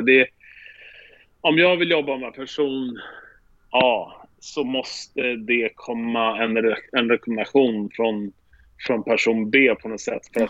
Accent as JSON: {"language": "Swedish", "country": "Sweden", "moved": "as an adult", "lives_now": "New York, United States", "said": "jag är svensk"}